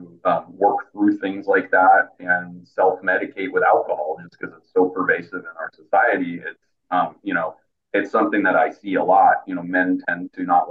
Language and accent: English; Bay Area, California, United States; born and raised in the Bay Area, currently living in San Jose